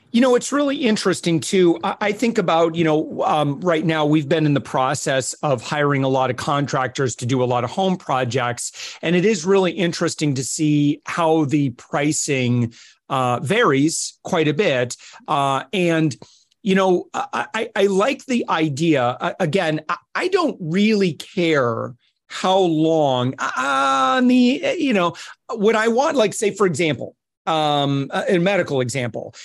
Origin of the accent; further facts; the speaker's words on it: Midwest, United States; I come from the Midwest in the United States